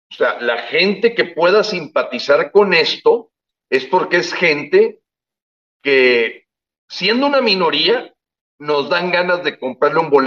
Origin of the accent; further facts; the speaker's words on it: Mexico; yo, que ya somos muchos los mexicanos que empezamos a pensar, viendo lo que ocurrió en estos países con dictaduras